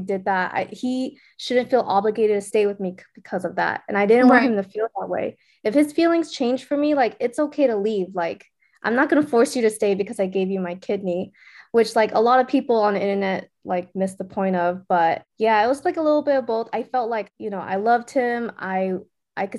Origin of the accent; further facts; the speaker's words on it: West Coast, United States; I am a West Coast girl